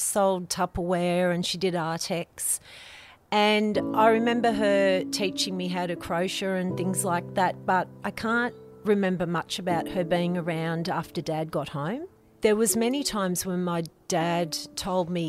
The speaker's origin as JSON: {"language": "English", "town": "Lane Cove", "region": "New South Wales", "country": "Australia", "tie": "born or raised there", "said": "I grew up in Lane Cove on River Road, and River Road was a four-laned highway"}